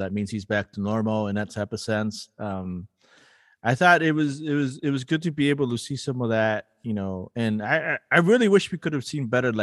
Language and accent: English; Lima, Peru; now in St. Paul, United States; I'm a city kid and I grew up in Lima as a city kid